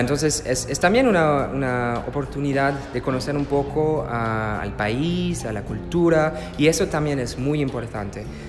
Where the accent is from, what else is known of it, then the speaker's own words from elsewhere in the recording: France; Spanish is a second language; also born or lived in Germany; oui, oui, je suis français Soy francés y alemán.